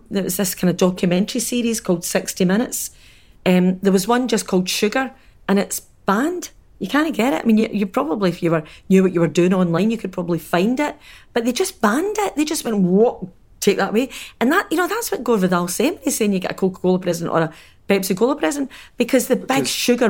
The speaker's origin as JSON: {"language": "English", "town": "Glasgow", "region": "Scotland", "country": "United Kingdom", "tie": "born or raised there", "said": "big housing scheme that, you know, I was brought up in anywhere in Glasgow"}